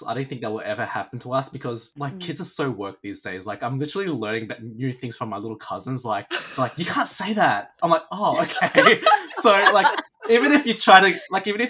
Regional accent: Melbourne, Victoria, Australia; I grew up in the Springvale area and like around Dandenong

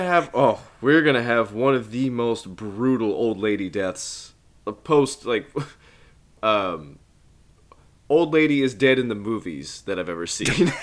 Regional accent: Midwest, United States; being a Midwesterner

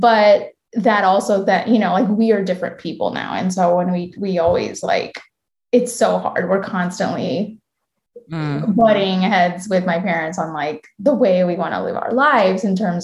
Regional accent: United States; also born or lived in India; I'm a first generation Indian American. I was born in India and my parents, I came here when I was four.

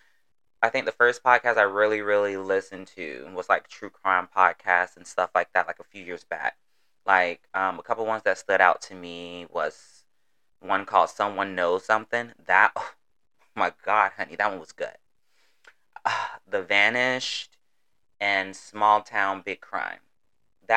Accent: Florida, United States; accent: southern twang; I'm from the South, Florida to be exact. So while I'm talking, you may get a couple y'alls, finis, twang, all of it.

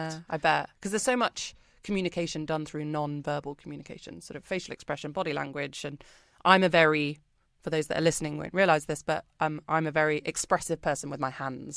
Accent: United Kingdom; moved away as an adult; now in Singapore; I'm British, if you can't tell from my accent

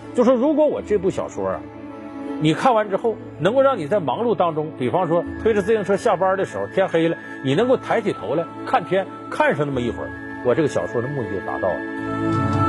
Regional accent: Heilongjiang, China; moved away; 我们老家黑木江科学技术出版社

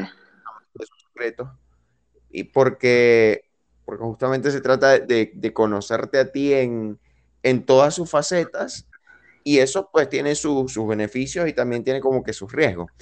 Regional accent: Venezuela; moved away; soy venezolano

